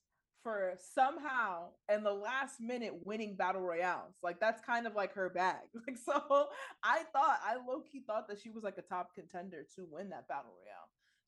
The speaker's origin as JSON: {"language": "English", "country": "Australia", "said": "As an Australian man"}